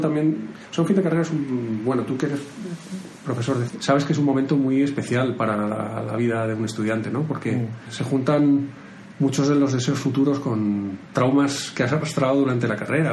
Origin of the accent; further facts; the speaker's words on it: Madrid, Community of Madrid, Spain; Yo soy de Madrid.